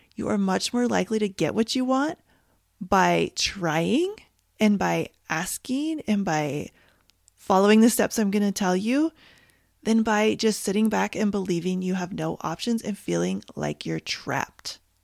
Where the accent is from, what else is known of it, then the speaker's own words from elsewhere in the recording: Canada; now in United States; I am Canadian